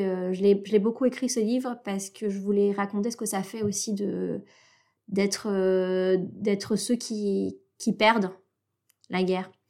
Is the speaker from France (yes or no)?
no; Antananarivo, Analamanga, Madagascar; je suis née à Madagascar et j'ai fait mon cursus scolaire dans le, dans le système français de l'étranger au lycée français de Tananarive